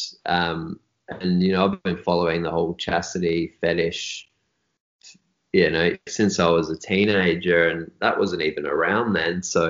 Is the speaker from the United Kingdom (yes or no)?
no; Australia; born or raised there